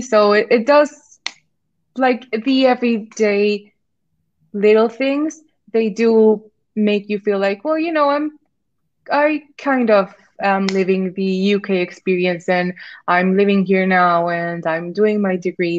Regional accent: Mexico; moved away as an adult; now in York, United Kingdom; I'm from Mexico

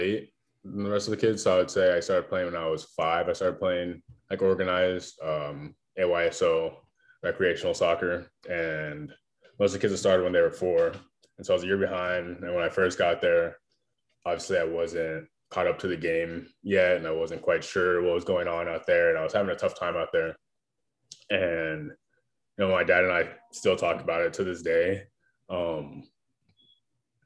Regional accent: South Florida, United States; I was born and raised in South Florida

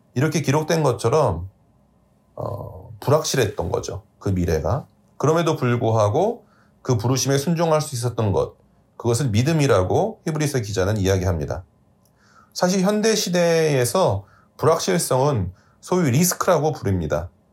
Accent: South Korea; now in New York, United States; 한국이라는 작은 나라에서 태어나 미국 뉴욕으로 이주해서 살아가고 있는 저와

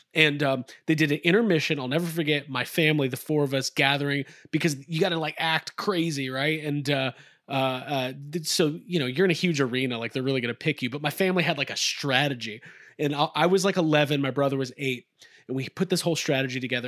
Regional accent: Atlanta, Georgia, United States; I grew up in Atlanta we're in Atlanta

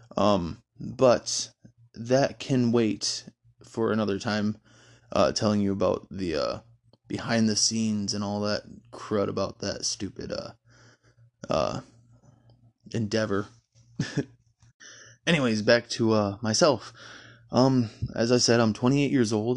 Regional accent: Stanton, Michigan, United States; moved away as an adult; now in Louisville, United States; I grew up in Michigan in a very, very small town just north of Grand Rapids called, uh, Stanton

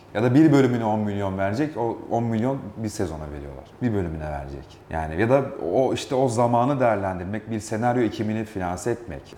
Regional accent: Sorgun, Yozgat Province, Turkey; moved away; Ben böyle küçük bir ilçede büyüdüm, Yozgat Sorgun'da.

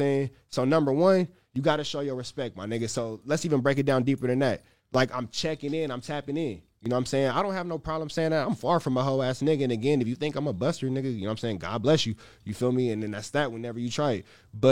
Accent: California, United States; moved away; I'm from California

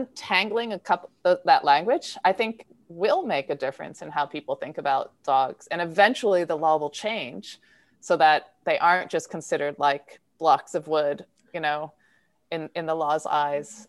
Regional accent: Philadelphia, Pennsylvania, United States; I'm from Philadelphia

